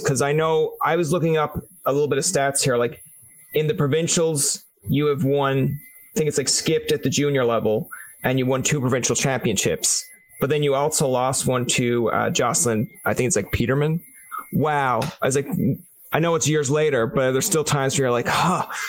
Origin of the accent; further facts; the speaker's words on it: Newfoundland and Labrador, Canada; I'm from Newfoundland